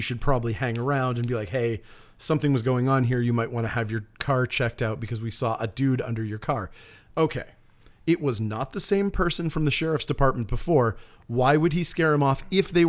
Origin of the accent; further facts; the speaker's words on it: Maine, United States; I consider Northern Maine essentially the Deep South. I'm from Northern Maine.